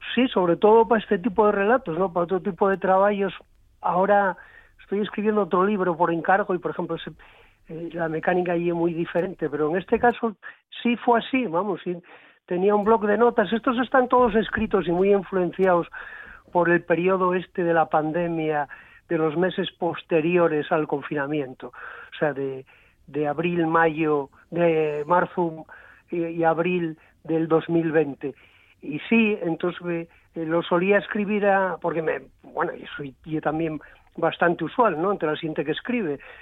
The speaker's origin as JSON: {"language": "Spanish", "town": "San Esteban de Pravia", "region": "Asturias", "country": "Spain", "said": "yo soy de la Ría del Nalón, de San Esteban"}